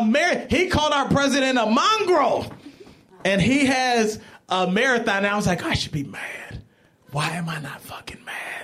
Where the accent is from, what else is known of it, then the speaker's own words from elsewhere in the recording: Cleveland, Ohio, United States; moved away as an adult; also born or lived in Jackson, Mississippi; I'm from Cleveland